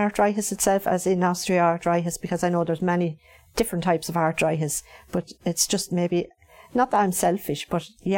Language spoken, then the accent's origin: English; Kilteely, County Wexford, Ireland; I'm from Kilteely, a little village in County Wexford, and I'm 55.